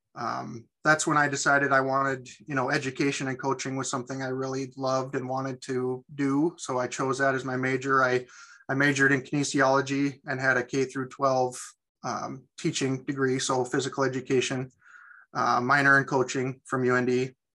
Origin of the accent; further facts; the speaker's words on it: Sidney, Montana, United States; I was born and raised in Sydney, so I'm back in my hometown